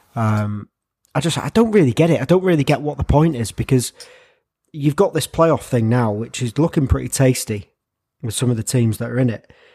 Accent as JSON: {"language": "English", "region": "England", "country": "United Kingdom", "said": "as an Englishman"}